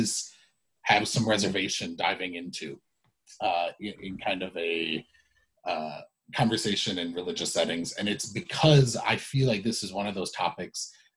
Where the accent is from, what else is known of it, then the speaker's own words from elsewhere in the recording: United States; both being an American and somebody who grew up in kind of an evangelical setting